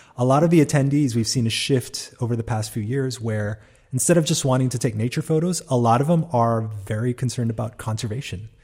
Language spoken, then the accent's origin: English; Hawaii, United States; I'm from Hawaii